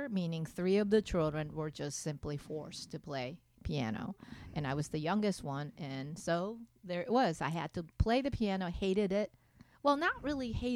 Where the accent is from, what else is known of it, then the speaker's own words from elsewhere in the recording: Japan; first language Japanese; English is a second language; moved away; also born or lived in Alaska, United States / Seattle, United States / Maryland, United States; I was born in Alaska, but when I was 1 year old, we went back to Japan.